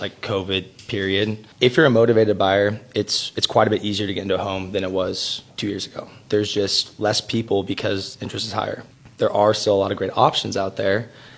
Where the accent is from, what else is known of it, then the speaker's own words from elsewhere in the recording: San Luis Obispo, California, United States; also born or lived in San Francisco; went to SLO High, also went to Cal Poly in San Luis